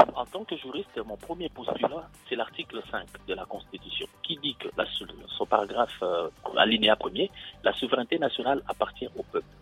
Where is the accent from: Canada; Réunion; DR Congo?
DR Congo; now in France; en tant que Congolais, je garde l'espoir